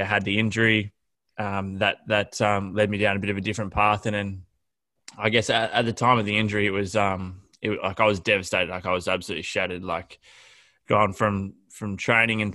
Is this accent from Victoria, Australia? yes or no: yes; Horsham, Victoria, Australia; now in Melbourne, Australia; I grew up in Horsham, Victoria, was always into my sport